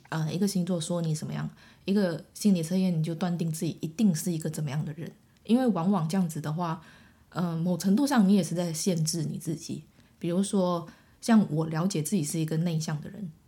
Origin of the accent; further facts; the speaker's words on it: Malaysia; moved away as an adult; also born or lived in Taiwan; 因为我是马来西亚人嘛，那我来嗯。台湾念书嗯。然后我那时候就会觉得想说我会不会被排挤？因为我嗯。讲话有口音啊